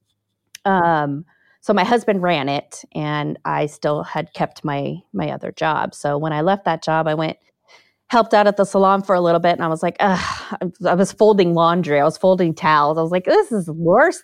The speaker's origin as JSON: {"language": "English", "region": "Southern California", "country": "United States", "tie": "born or raised there", "also_born_or_lived": "Las Vegas", "moved": "as an adult", "said": "I grew up in Southern California"}